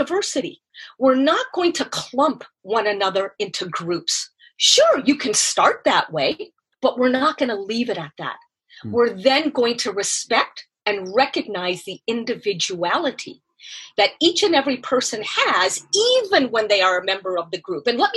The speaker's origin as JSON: {"language": "English", "country": "Canada", "moved": "yes", "said": "I am Canadian"}